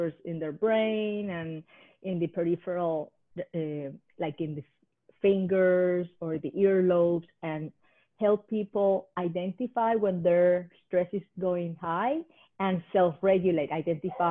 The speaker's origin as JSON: {"language": "English", "country": "Puerto Rico", "tie": "born or raised there", "moved": "yes", "lives_now": "Hawaii, United States", "said": "I was born in Puerto Rico"}